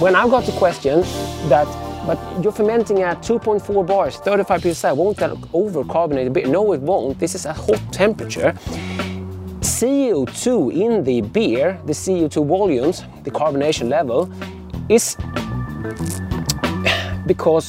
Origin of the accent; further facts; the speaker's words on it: Sweden; coming from Sweden.